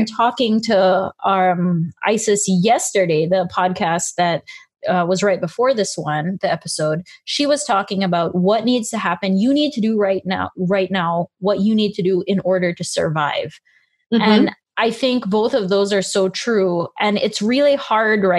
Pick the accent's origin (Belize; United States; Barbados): Belize; when I was small, you know, I grew up in Belize